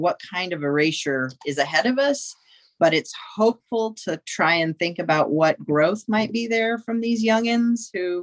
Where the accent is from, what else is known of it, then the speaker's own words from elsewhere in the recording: South Texas, United States; I grew up queer in South Texas.